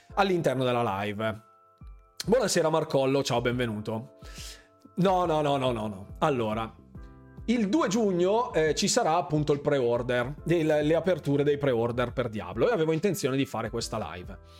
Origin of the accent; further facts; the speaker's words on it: Bergamo, Lombardy, Italy; io sono di Bergamo, lo sapete benissimo, in molti mi dicono ma di che provincia sei? Ecco, l'avevo già detto nella scorsa live, io sono di Bergamo